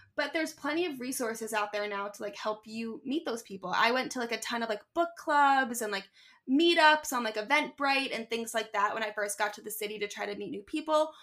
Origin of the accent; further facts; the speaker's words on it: Philadelphia, Pennsylvania, United States; moved away as an adult; also born or lived in Syracuse / Manhattan; now in Brooklyn, New York, United States; growing up in Philly